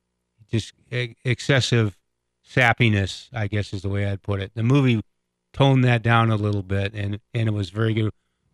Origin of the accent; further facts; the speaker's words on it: Eugene, Oregon, United States; now in Denver, United States; growing up in Eugene.